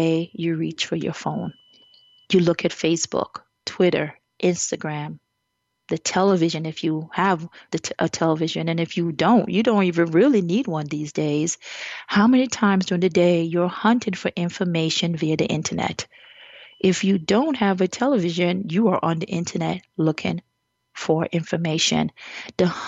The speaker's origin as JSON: {"language": "English", "country": "Jamaica", "said": "As a Jamaican"}